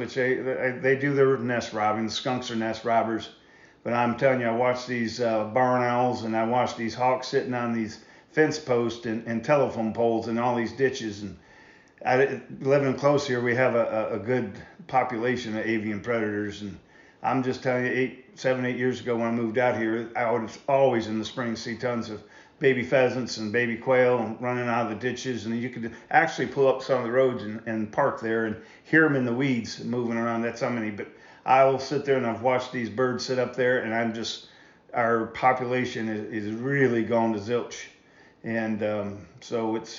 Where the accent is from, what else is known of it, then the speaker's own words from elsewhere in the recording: Michigan, United States; now in Iowa, United States; I grew up in Michigan